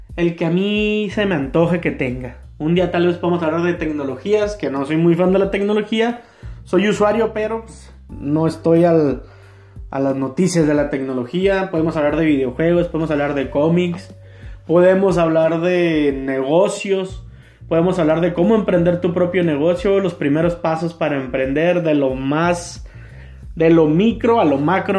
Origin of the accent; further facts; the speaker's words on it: Tijuana, Baja California, Mexico; Yo soy de Tijuana, de Baja California, Tijuana